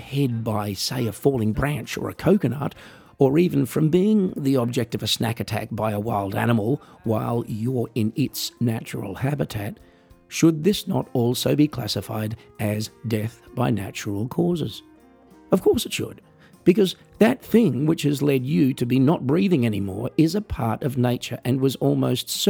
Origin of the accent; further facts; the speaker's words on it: Australia; As an Australian